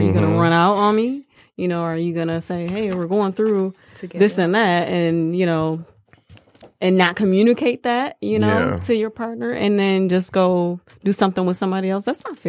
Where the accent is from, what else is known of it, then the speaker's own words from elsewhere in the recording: Flint, Michigan, United States; I'm actually from Flint.